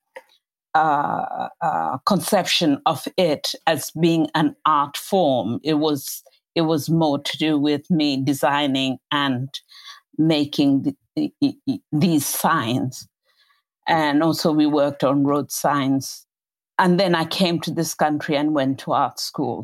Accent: Kenya; moved away as an adult; now in England, United Kingdom; I grew up in colonial Kenya, colonial Africa

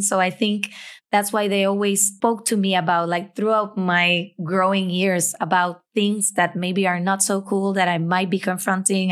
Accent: Puerto Rico; as a Puerto Rican

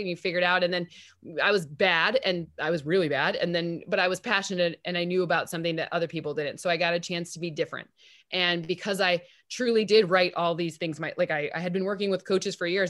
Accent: East Lansing, Michigan, United States; I grew up in East Lansing, Michigan

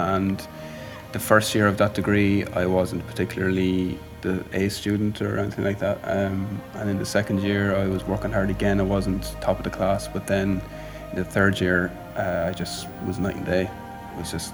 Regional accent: Ireland; I'm from Ireland

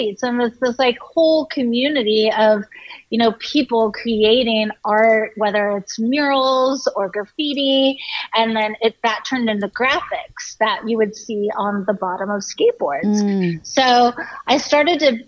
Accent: San Diego, California, United States; I grew up in Southern California in San Diego

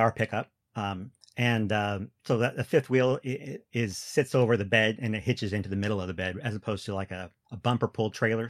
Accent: Washington, United States; moved away; also born or lived in Wisconsin; I'm from Washington State

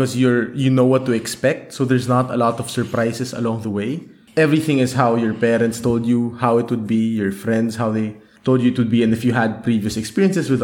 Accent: Manila, Metro Manila, Philippines; moved away as an adult; now in Germany; I grew up in Manila

